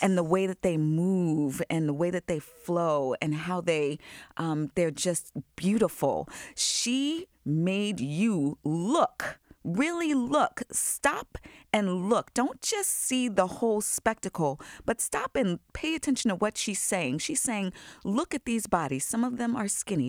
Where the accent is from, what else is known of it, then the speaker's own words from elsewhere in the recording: Long Island, New York, United States; I grew up in Long Island